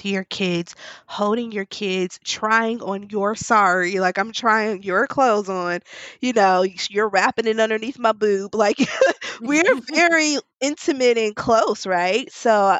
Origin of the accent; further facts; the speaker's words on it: Milwaukee, Wisconsin, United States; now in New Orleans, United States; at 4 months, we went to my hometown. We live in New Orleans. I'm from Milwaukee